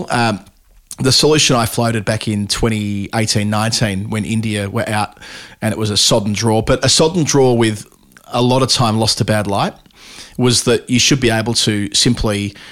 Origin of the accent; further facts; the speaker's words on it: Melbourne, Victoria, Australia; We're from Melbourne.